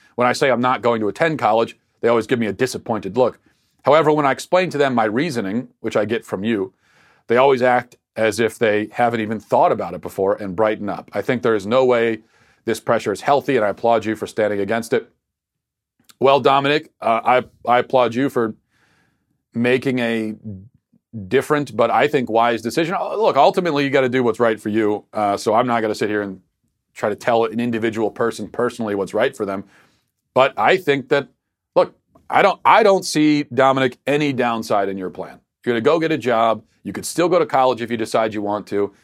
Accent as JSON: {"language": "English", "town": "Baltimore", "region": "Maryland", "country": "United States", "accent": "Baltimore", "said": "my Baltimore accent"}